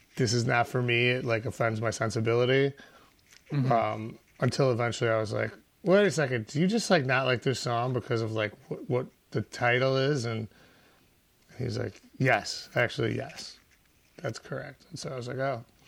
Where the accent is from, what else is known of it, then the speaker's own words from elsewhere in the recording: Chicago, Illinois, United States; I grew up on Briar and Sheridan, which is just one block east of Broadway and Briar